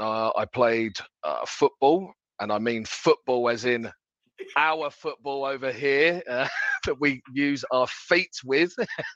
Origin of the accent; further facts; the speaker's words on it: Paris, Île-de-France, France; born there; That's French because I was born in Paris.